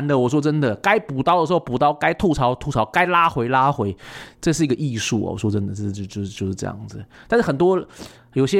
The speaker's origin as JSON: {"language": "Chinese", "country": "Taiwan", "said": "就像我们台湾人很喜欢日本嘛，"}